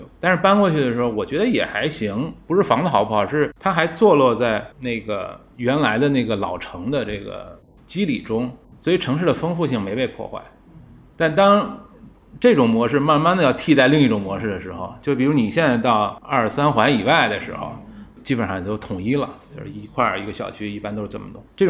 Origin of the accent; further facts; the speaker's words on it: Beijing, China; 我小时候在四合院长大的，那时候你要是看这个北京，好像一片四合院，但其实每个都不一样